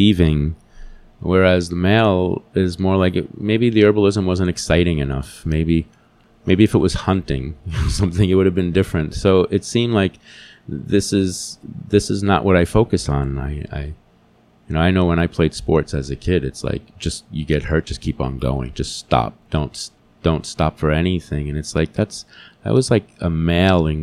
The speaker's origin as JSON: {"language": "English", "region": "New Jersey", "country": "United States", "tie": "born or raised there", "said": "I grew up in New Jersey in the city"}